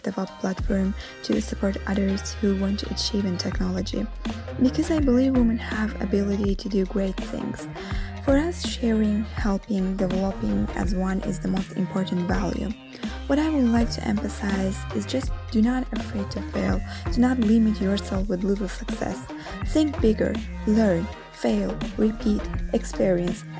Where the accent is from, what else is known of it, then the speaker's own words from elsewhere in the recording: Azerbaijan; now in Rome, Italy; Although I'm living in Rome originally, I am from Azerbaijan